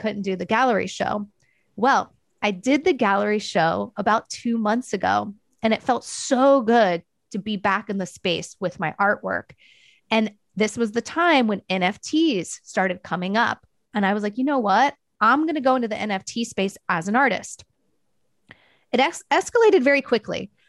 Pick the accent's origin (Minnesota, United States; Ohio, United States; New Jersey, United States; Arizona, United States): Ohio, United States; Dayton; moved away as an adult; also born or lived in Portland, Oregon / Long Beach, California; I'm originally from Dayton, Ohio